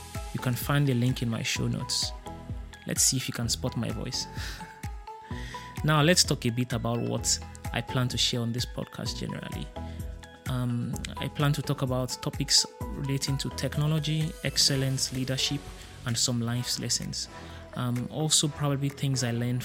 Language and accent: English; Ibadan, Oyo, Nigeria; moved away as an adult; now in Berlin, Germany; I'm a Nigerian. I grew up in Ibadan, a city in southwest Nigeria, but I'm currently based in Berlin, Germany